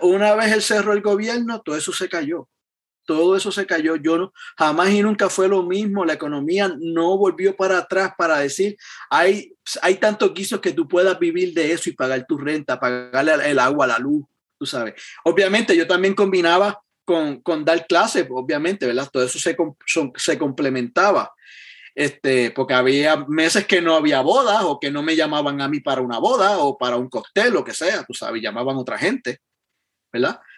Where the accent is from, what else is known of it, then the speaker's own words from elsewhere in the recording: Yauco, Puerto Rico; moved away as an adult; yo me crié en el pueblo de Yauco, allá en Puerto Rico.